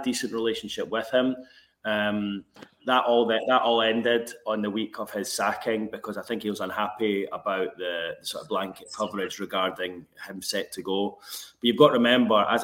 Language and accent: English; Edinburgh, Scotland, United Kingdom; moved away as an adult; also born or lived in Glasgow; now in Newcastle, United Kingdom; I grew up in Edinburgh